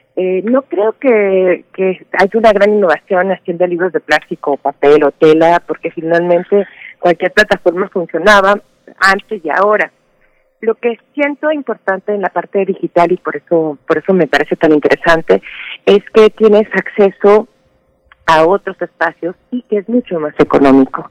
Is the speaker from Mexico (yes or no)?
yes; Mexico; yo soy mexicana